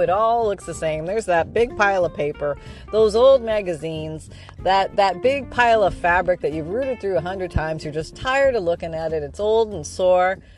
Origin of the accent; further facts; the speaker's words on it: Canada; now in Florida, United States; I'm from Canada